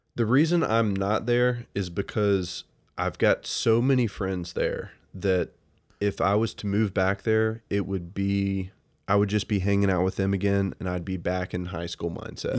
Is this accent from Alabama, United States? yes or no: yes; Birmingham, Alabama, United States; moved away as an adult; now in Athens, Georgia, United States; I'm from Birmingham